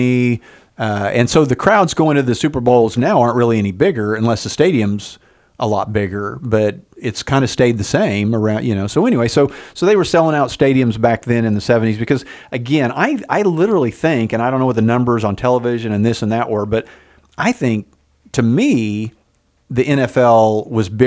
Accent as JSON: {"language": "English", "region": "Oklahoma", "country": "United States", "tie": "born or raised there", "said": "growing up in Oklahoma, we never had a professional sports team"}